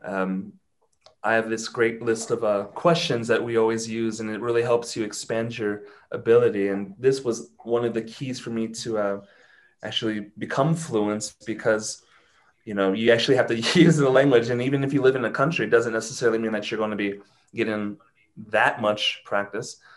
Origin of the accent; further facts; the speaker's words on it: Ohio, United States; first language English; moved away as an adult; now in Mexico City, Mexico; I am from Ohio, but I live in Mexico City. I've lived here for seven years now.